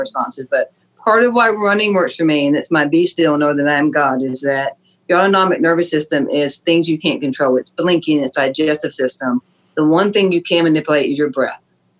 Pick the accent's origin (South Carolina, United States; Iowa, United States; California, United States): South Carolina, United States; Fort Mill; I grew up in Fort Mill, South Carolina